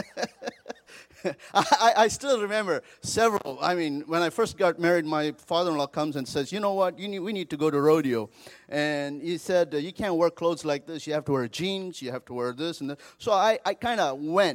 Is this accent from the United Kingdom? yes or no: no; India; moved away as an adult; also born or lived in Seattle, United States; now in Colorado Springs, United States; I grew up in India and came to the United States a few years ago